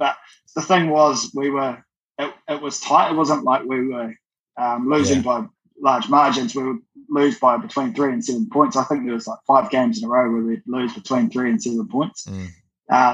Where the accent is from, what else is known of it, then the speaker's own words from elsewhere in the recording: Dunedin, Otago, New Zealand; I was like a lot of kids growing up in Dunedin